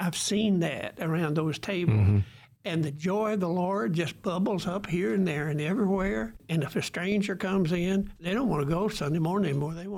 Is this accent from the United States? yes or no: yes; Germantown, United States; moved away; the little rural churches out, like the one I grew up in Germantown